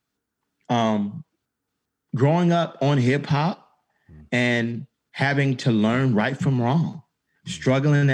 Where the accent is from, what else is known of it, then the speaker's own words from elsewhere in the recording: Atlanta, Georgia, United States; growing up in Atlanta